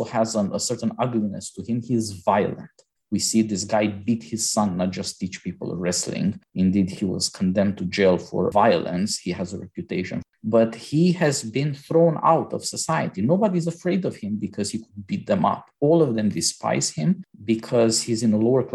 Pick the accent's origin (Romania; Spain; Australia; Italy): Romania; I was born in Romania